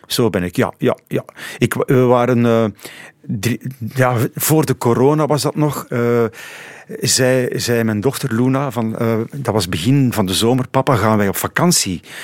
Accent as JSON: {"language": "Dutch", "area": "Pajottenland", "region": "Flanders", "country": "Belgium", "tie": "born or raised there", "said": "zijn mijn roots daar, mijn wortels liggen daar in het Pajottenland"}